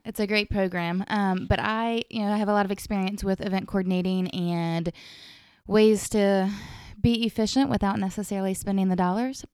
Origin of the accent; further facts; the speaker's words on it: Somerville, United States; I am from Somerville originally. My family's been here my whole life